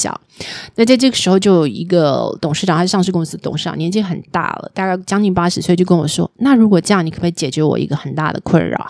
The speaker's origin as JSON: {"language": "Chinese", "country": "Taiwan", "moved": "yes", "said": "那可是我们台湾人哦，"}